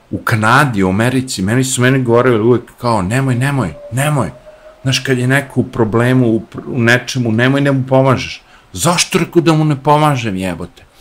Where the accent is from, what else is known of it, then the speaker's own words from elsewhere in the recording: Smederevo, Podunavlje District, Serbia; moved away as an adult; also born or lived in Novi Sad, Serbia / Belgrade, Serbia / New York, United States; ja sam odrastao u Dunavu, Smederevu, Uh, u Novom Sadu sam imao Dunav, u Beogradu sam imao Dunav